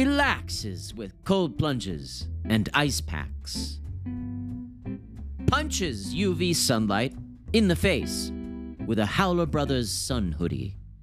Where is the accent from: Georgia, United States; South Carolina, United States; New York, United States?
New York, United States; now in Austin, United States; I'm from New York.